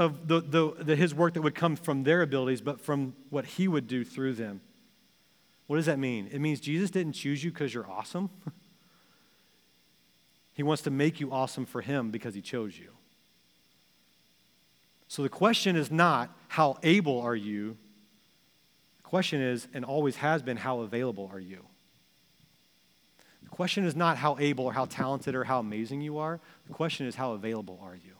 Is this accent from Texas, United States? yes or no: yes; Texas, United States; moved away as an adult; also born or lived in Springfield, Missouri; now in Ohio, United States; when I was growing up in Texas in middle school